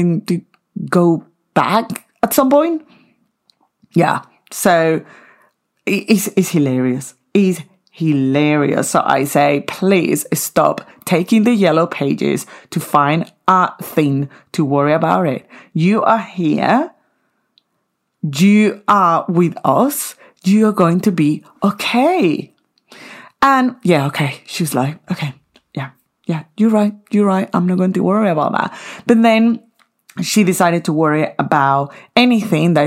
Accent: Venezuela; moved away; in Venezuela, my home country

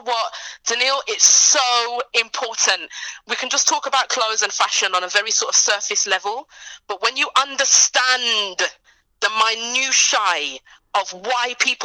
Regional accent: United Kingdom; I'm from the UK, but my family's from Jamaica.

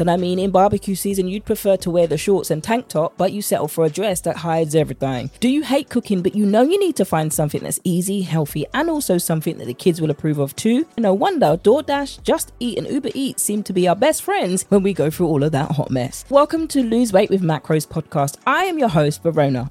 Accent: United Kingdom; accent: British; with my British accent

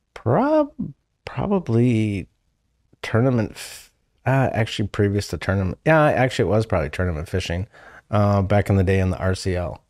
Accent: Tripoli, Wisconsin, United States; I grew up in, up by Tripoli, uh, so north of, um, it'd actually be northwest of Tomahawk

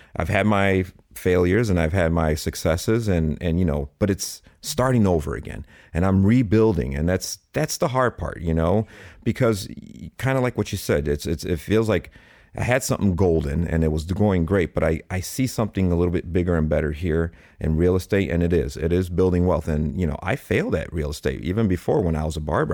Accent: Chicago, Illinois, United States; Born and raised in Chicago

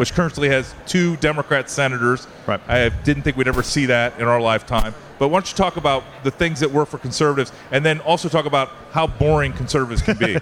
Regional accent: Iowa, United States; I'm from Iowa

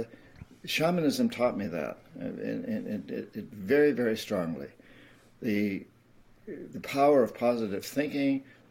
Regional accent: United States; Being an American

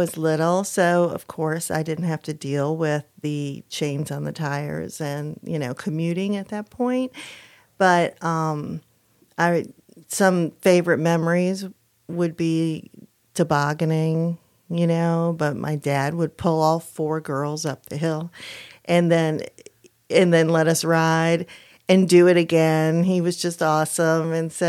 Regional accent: New York, United States; Upstate New York.

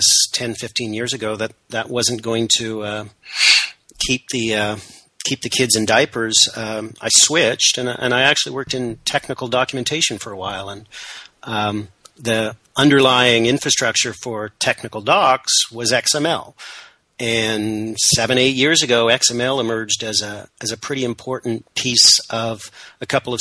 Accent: Canada; I'm Canadian, proudly so, if somewhat apologetically

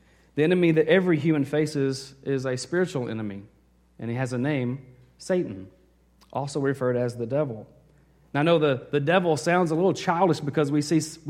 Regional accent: Arkansas, United States; moved away; I was in Arkansas. I grew up there

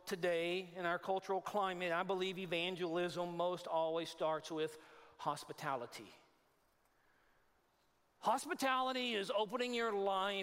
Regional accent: Texas, United States; moved away; I'm from Texas. A lot of my people

